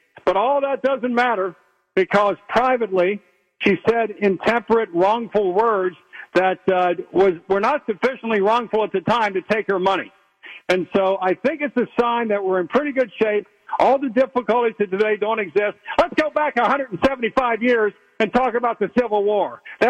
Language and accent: English; Covington, Kentucky, United States; I was born in Covington, which was a border state.